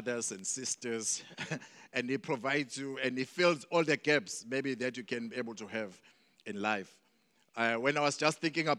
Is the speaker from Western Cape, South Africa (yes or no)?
no; Mandeni, KwaZulu-Natal, South Africa; also born or lived in Durban; I was born here in Durban, but when I was 2 years old, we moved to Mandeni, coming from a family of seven.